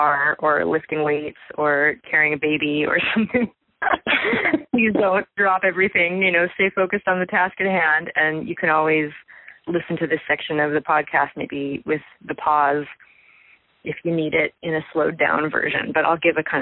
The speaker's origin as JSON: {"language": "English", "town": "Santa Barbara", "region": "California", "country": "United States", "tie": "born or raised there", "moved": "as an adult", "said": "Santa Barbara is still my hometown."}